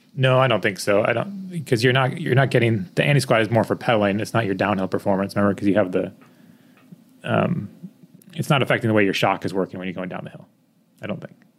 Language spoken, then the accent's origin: English; East Coast, United States; moved away; I grew up on the East Coast